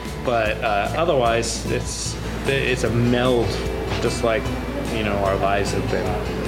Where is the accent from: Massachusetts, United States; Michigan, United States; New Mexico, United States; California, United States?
California, United States; I'm explicitly Californian.